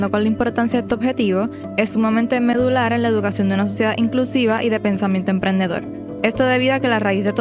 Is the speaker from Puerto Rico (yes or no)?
yes; Puerto Rico